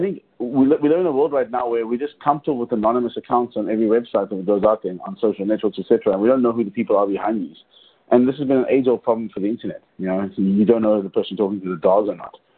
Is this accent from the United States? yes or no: no; South Africa; I grew up in South Africa during apartheid.